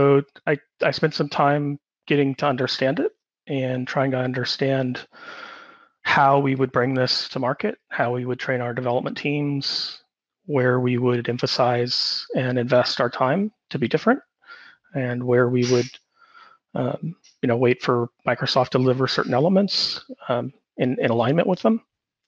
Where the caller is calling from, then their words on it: Sydney, New South Wales, Australia; I'm calling from Sydney, Australia